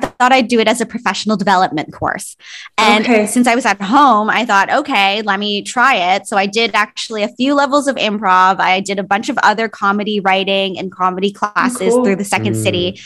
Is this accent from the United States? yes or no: no; Canada; also born or lived in Philippines / Toronto; I was born in the Philippines. I moved to Canada when I was a baby. So I think I was less than 1 year old, and most of my life was here in Canada